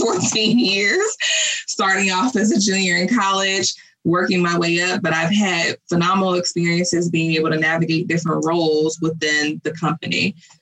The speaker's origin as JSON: {"language": "English", "town": "Gary", "region": "Indiana", "country": "United States", "tie": "born or raised there", "said": "I'm born and raised in Gary, Indiana by my mother, Vanessa, who was a single mother."}